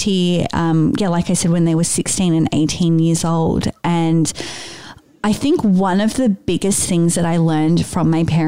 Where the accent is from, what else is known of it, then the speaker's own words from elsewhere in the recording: Sydney, New South Wales, Australia; I was born and raised in Sydney. So I've lived in Sydney my entire life.